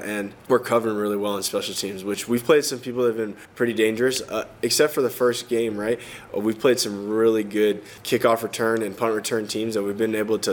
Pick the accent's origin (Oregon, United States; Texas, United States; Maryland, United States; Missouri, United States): Texas, United States; moved away; I'm from Texas